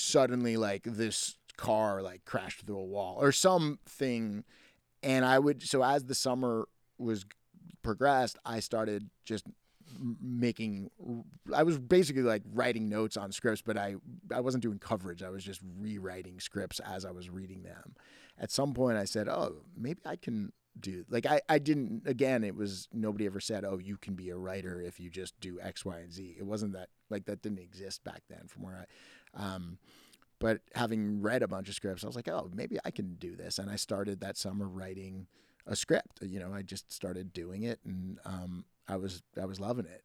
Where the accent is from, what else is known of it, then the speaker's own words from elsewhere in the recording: New City, New York, United States; moved away; I was born and raised in Rockland County, New York, in a place called New City, which is the county seat of Rockland County